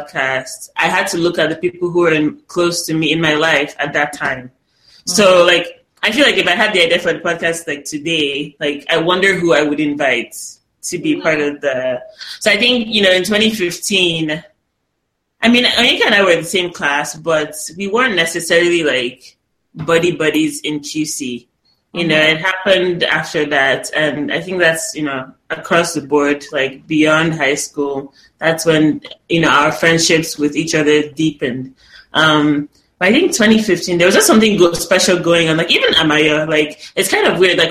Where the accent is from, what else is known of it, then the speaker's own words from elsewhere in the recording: Nigeria; moved away as an adult; now in United States; stepping out of Nigeria to come to college in the States